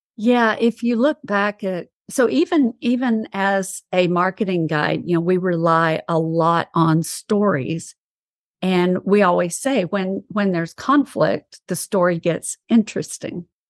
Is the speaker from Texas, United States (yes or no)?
yes; East Texas, United States; I am from East Texas